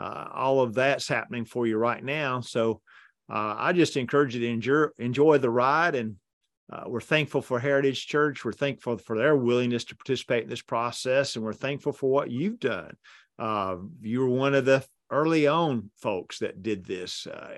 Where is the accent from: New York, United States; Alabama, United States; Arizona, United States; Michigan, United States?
Alabama, United States; I'm from Alabama and this is Kentucky.